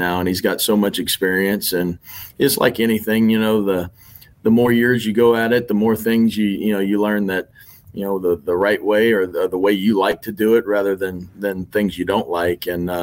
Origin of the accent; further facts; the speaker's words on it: Lake Charles, Louisiana, United States; So I grew up in Lake Charles, Louisiana. I think I moved there when I was probably fourth or fifth grade